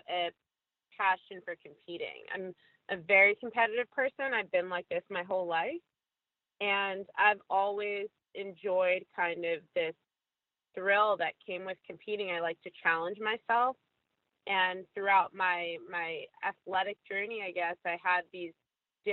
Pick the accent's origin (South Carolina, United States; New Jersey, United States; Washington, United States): New Jersey, United States; Maplewood; I grew up in Maplewood my whole life